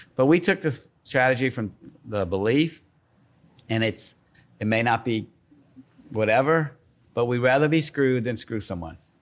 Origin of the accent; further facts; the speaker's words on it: Slidell, Louisiana, United States; now in Baton Rouge, United States; I grew up in Slidell. My family's from New Orleans